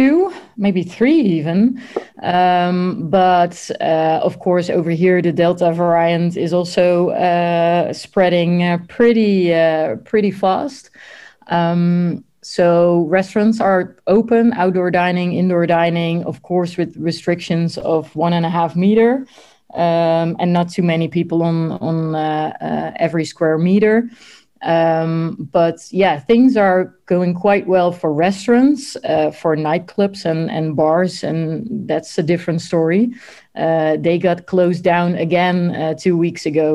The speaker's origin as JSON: {"language": "English", "town": "'s-Hertogenbosch", "region": "North Brabant", "country": "Netherlands", "tie": "born or raised there", "said": "my hometown, Den Bosch"}